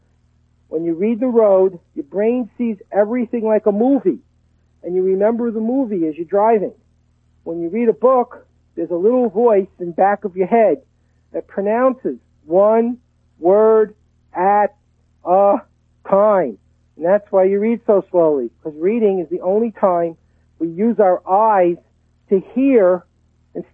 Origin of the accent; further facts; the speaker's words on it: Brooklyn, New York, United States; now in Texas, United States; I grew up in Brooklyn and we pronounce it dog. I live in Texas now